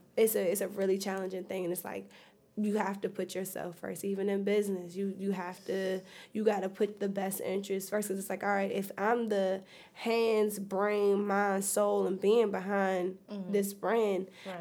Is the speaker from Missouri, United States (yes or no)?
no; New York, United States; now in Bowie, United States; I'm originally from New York.